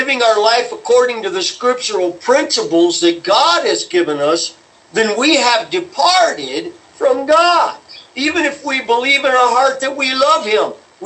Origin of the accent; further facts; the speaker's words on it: United States; We as American Christians